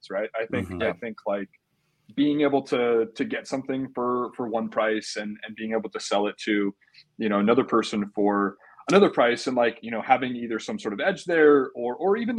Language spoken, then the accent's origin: English; Orange County, California, United States; born and raised in Orange County